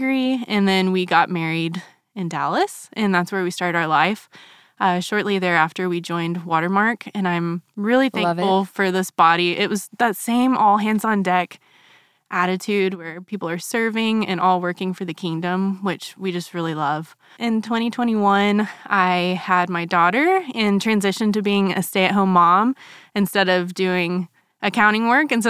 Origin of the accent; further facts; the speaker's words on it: Germany; So for 8 years of my childhood, I grew up in Germany.